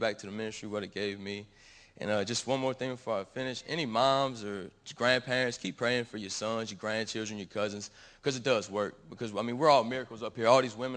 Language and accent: English; Gonzales, Louisiana, United States; I'm from Gonzales, Louisiana